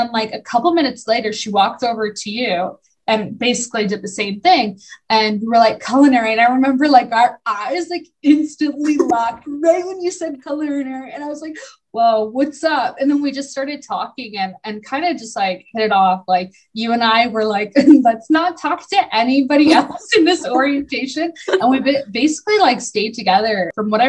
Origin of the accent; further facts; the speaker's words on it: Barrie, Ontario, Canada; I grew up in Barrie